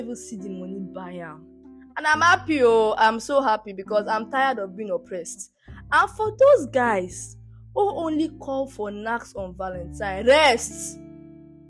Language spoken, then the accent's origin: English; Nigeria; even being a Nigerian